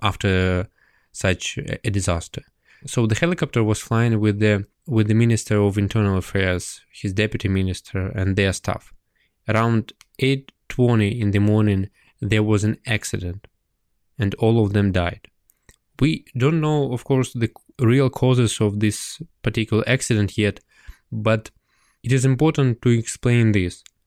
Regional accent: Ukraine

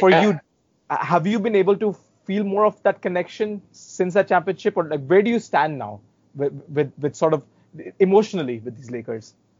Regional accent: India; as an Indian

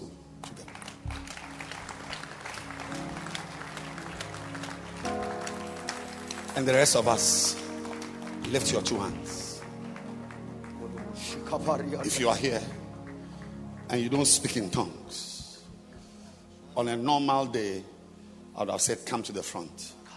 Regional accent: Ghana; first language Fante; English is a second language; I am a Fanteño

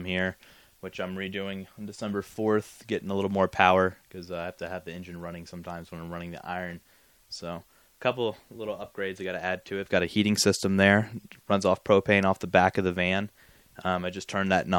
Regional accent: Johnson City, Tennessee, United States; also born or lived in Florida; I call hometown Tennessee, John City, because that's all my high school years

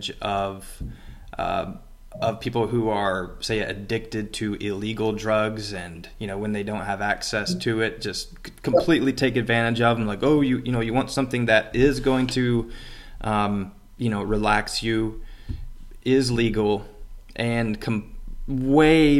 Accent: Metropolis, Illinois, United States; moved away; Back in my hometown, where I grew up with my mom, Metropolis, Illinois

